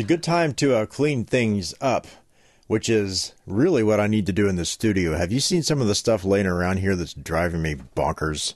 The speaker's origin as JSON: {"language": "English", "region": "West Virginia", "country": "United States", "said": "as we say in West Virginia"}